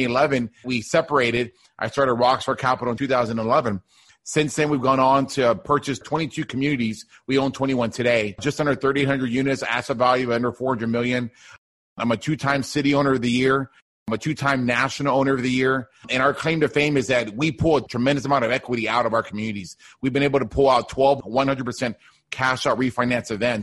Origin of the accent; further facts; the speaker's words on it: Deep South Texas, United States; now in Houston, United States; I grew up in Deep South Texas, like a border town close to Mexico, United States